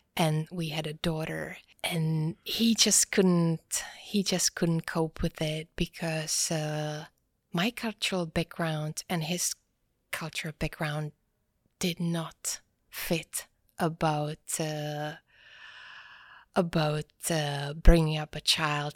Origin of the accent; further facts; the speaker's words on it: Prague, Czechia; also born or lived in Norway / Gothenburg, Sweden / United States; I was born and raised in Prague